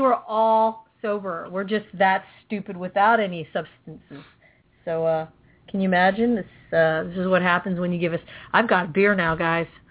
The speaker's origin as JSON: {"language": "English", "region": "California", "country": "United States", "tie": "born or raised there", "also_born_or_lived": "Philippines", "said": "I'm a Cali girl"}